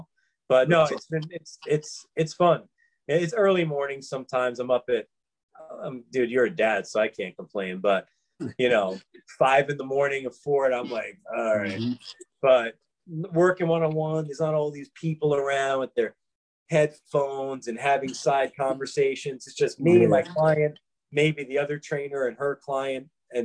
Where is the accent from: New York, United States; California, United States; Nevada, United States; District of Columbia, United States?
New York, United States; New York City; moved away; I grew up in New York